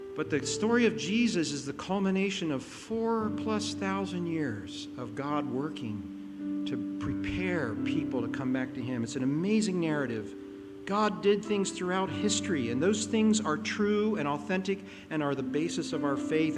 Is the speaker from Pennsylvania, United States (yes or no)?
yes; Pennsylvania, United States; moved away; I grew up in Pennsylvania